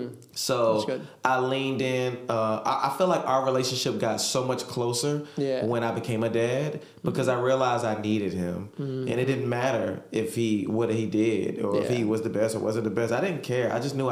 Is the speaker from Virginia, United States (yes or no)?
yes; Hampton, Virginia, United States; I grew up in the Hampton, Virginia, 757, you know, we out here. Grew up out there, I'm the middle child of three.